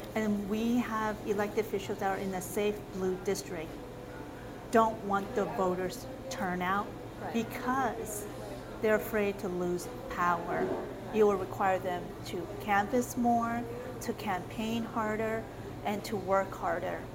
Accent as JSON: {"language": "English", "country": "South Korea", "tie": "born or raised there", "moved": "yes", "lives_now": "Arizona, United States", "said": "My uh, ethnicity is Chinese, and I was born in South Korea. I came to the States in 1977"}